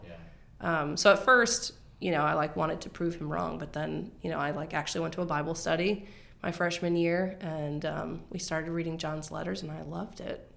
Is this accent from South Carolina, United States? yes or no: no; Maryland, United States; also born or lived in Washington, D.C. / Philadelphia, Pennsylvania; moving to what my sister called Calville, Maryland